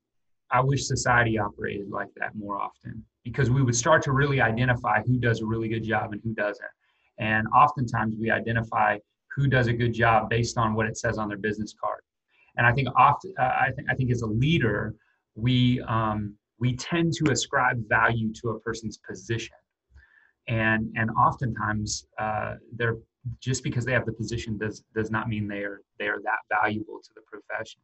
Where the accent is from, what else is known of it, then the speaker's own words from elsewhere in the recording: Albuquerque, New Mexico, United States; moved away; I'm from Albuquerque, New Mexico